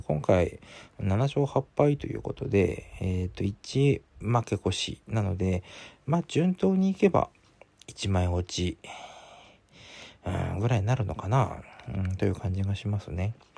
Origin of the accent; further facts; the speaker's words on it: Sapporo, Hokkaido, Japan; 私は札幌生まれなんで